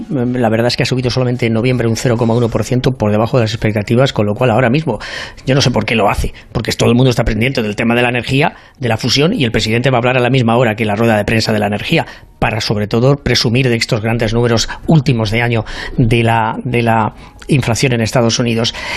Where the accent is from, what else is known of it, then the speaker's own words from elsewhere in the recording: Spain; now in United States; Yo, como soy un caballero español y además del Real Madrid